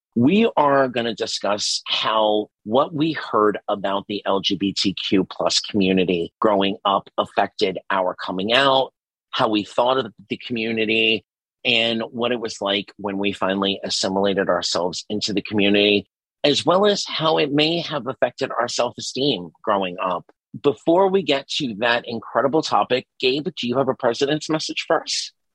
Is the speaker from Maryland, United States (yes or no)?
no; New York City, New York, United States; I grew up in Staten Island, New York